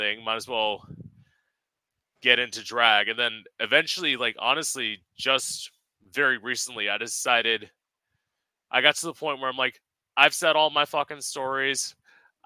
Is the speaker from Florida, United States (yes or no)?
yes; Florida, United States; also born or lived in Orlando, Florida; I live in Florida now